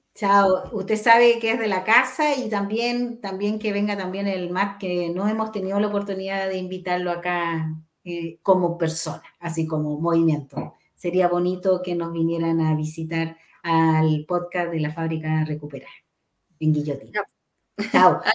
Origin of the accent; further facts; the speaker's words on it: Chile; como chilenos